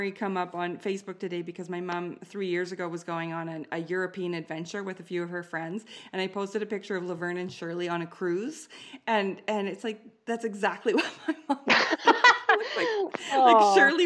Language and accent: English; Canada; I'm Canadian